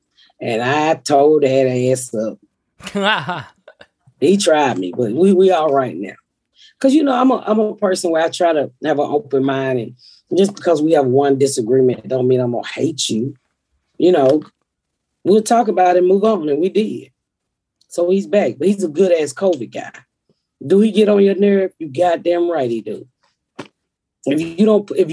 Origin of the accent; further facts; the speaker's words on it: Atlanta, Georgia, United States; moved away as an adult; also born or lived in Plainfield, Indiana; I'm from Atlanta